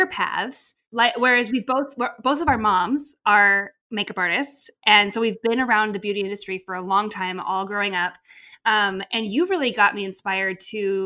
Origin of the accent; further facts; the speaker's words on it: Montana, United States; moved away as an adult; I'm from Montana. And I've been in the city for about 6 years